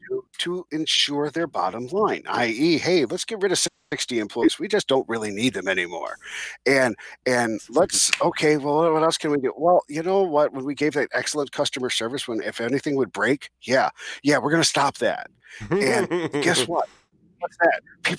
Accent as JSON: {"language": "English", "region": "New Jersey", "country": "United States", "said": "Are you from Jersey? I'm from Jersey."}